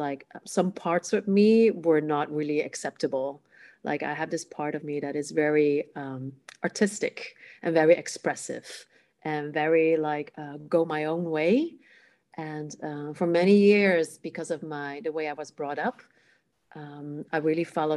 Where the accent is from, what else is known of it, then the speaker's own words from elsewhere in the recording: Amsterdam, North Holland, Netherlands; first language Cantonese; English is a second language; I am born in the Netherlands, in the capital city, Amsterdam. My parents are from Hong Kong. So I grew up speaking Cantonese